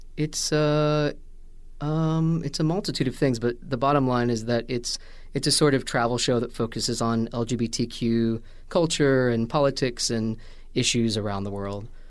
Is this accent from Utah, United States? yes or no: no; Washington, Indiana, United States; moved away as an adult; also born or lived in Vincennes, Indiana; Southern Indiana, a town called Washington, Indiana